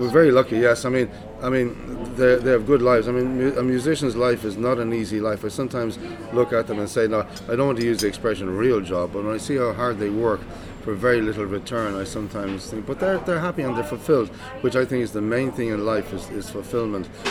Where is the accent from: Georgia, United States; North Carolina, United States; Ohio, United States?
Ohio, United States; Cleveland; growing up in Cleveland, uh, with the Cleveland Orchestra